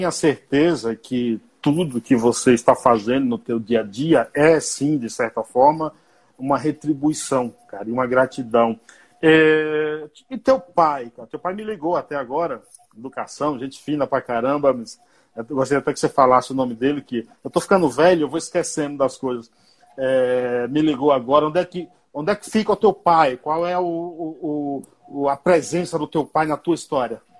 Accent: Bahia, Brazil; Que ir eu sou baiano, viu? Eu sou baiano. Não fala mal da Bahia

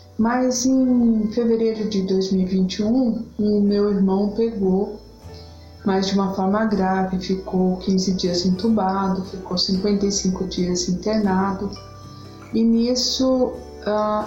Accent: São Paulo, Brazil; sou da cidade de São Paulo, capital

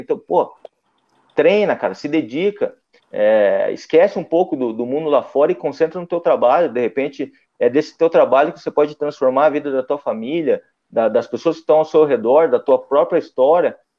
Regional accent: Curitiba, Paraná, Brazil; Eu sou de Curitiba, então temos três clubes lá na capital. É, eu nasci em 84

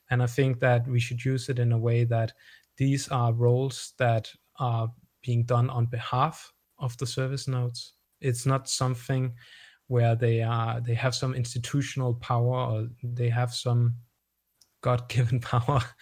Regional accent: Denmark; accent: Danish; my Danish accent

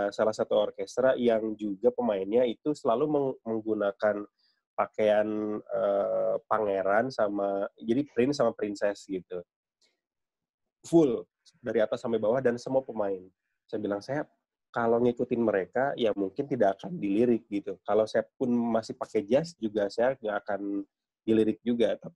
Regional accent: West Java, Indonesia; Saya orang Sunda tapi kebanyakan ikut orang Jawa

